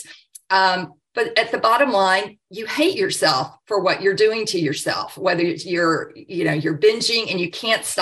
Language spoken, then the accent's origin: English; the South, United States; growing up in the South